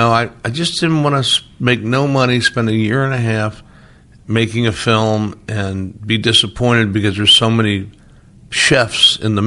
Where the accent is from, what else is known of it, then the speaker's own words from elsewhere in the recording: Midwest, United States; I grew up in the Midwest. I have Midwestern tastes.